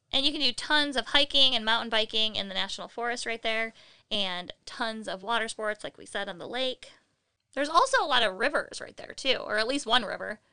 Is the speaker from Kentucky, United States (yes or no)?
no; Michigan, United States; We're from Michigan, and we have Frankenmuth